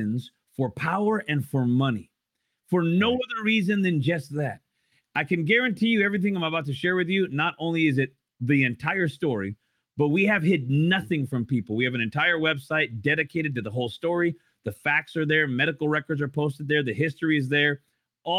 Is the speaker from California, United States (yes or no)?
no; Idaho, United States; moved away as an adult; And in my state of Idaho, which I don't live there anymore